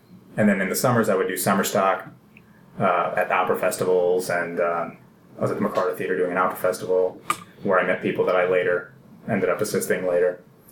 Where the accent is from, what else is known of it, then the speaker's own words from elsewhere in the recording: Greece; moved away; my home country